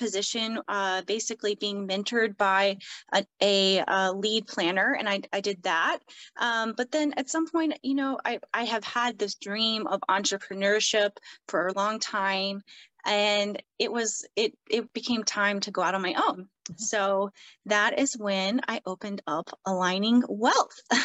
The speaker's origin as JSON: {"language": "English", "region": "the South", "country": "United States", "tie": "born or raised there", "said": "I grew up in the South."}